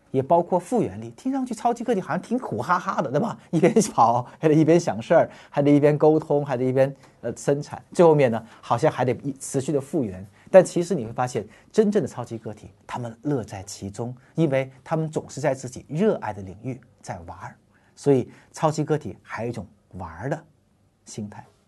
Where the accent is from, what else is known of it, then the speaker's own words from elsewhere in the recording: China; 我们中国人是深深地活在组织和关系价值中间的